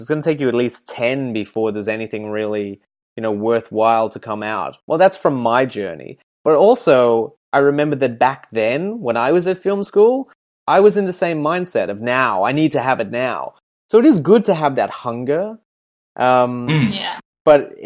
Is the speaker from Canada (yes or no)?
no; Ireland; now in Perth, Australia; I'm one of two, and we're both Irish